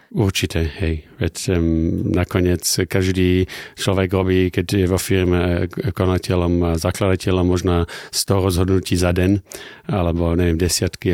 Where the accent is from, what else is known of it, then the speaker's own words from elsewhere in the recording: Germany; moved away as an adult; also born or lived in Düsseldorf; now in Slovakia; keď som vyrastal v, ne- západnom Nemecku